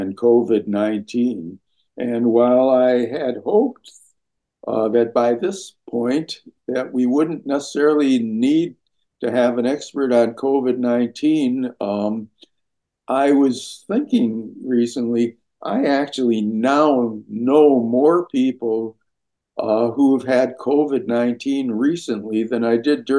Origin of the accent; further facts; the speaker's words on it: Minneapolis, Minnesota, United States; I grew up in Minneapolis, where the Sister Kenny Institute was